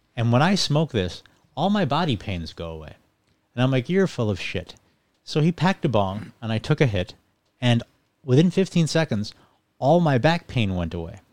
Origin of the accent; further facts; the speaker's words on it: Ireland; also born or lived in England, United Kingdom; now in Buffalo, United States; So I was actually born in the United Kingdom in England, and I was raised in Ireland, and then I moved to Buffalo.